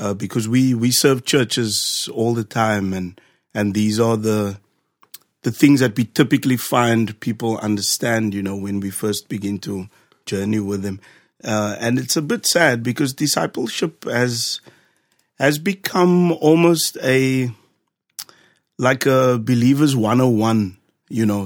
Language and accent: English; Cape Town, Western Cape, South Africa; moved away; born and raised in Cape Town, specifically Ocean View.